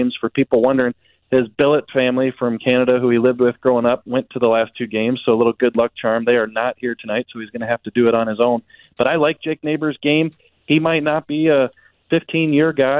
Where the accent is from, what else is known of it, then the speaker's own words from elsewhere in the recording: Jefferson County, Missouri, United States; growing up in Jefferson County